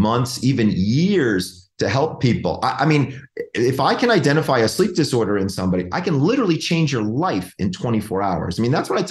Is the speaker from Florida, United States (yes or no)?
no; Georgia, United States; now in California, United States; I'm from Georgia. Like, it's like old home for me.